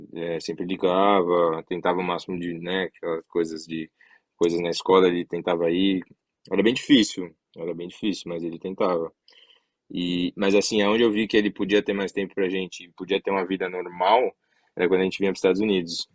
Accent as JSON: {"language": "Portuguese", "region": "São Paulo", "country": "Brazil", "tie": "born or raised there", "also_born_or_lived": "Guarujá", "moved": "yes", "lives_now": "United States", "said": "a gente cresceu em São Paulo"}